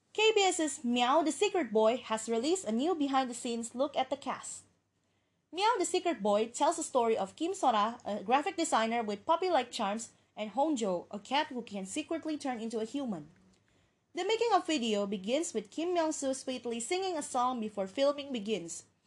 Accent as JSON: {"language": "English", "country": "Indonesia", "tie": "born or raised there", "said": "my hometown, which is Indonesia."}